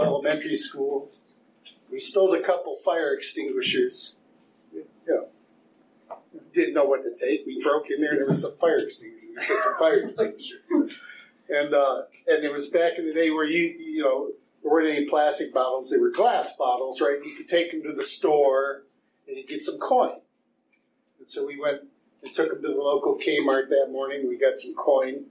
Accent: Eastpointe, Michigan, United States; I was born and raised in East Detroit.

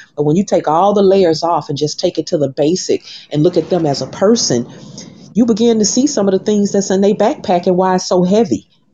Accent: Birmingham, Alabama, United States; also born or lived in Atlanta, Georgia; now in Miami, United States; people from my hometown, Birmingham, Alabama

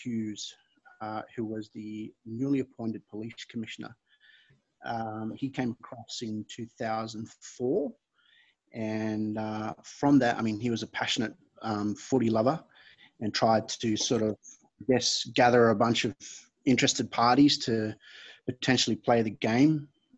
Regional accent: Fiji; moved away; My background's Fijian, so I was born and raised here in Fiji

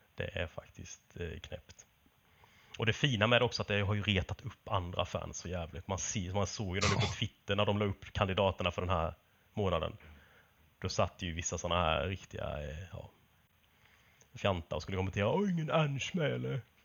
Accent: Småland, Sweden; moved away; hemma i Småland

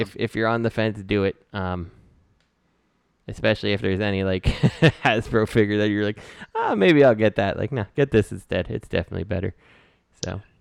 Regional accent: Philadelphia, Pennsylvania, United States; I'm Philadelphia

